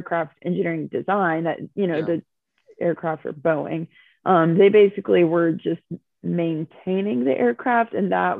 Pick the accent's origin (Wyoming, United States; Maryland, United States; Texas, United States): Texas, United States; Fort Worth; moved away; I'm from Fort Worth